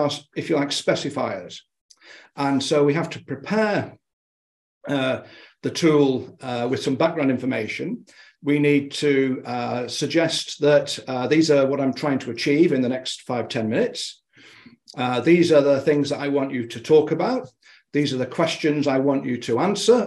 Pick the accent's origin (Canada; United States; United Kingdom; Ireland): United Kingdom; Being a Brit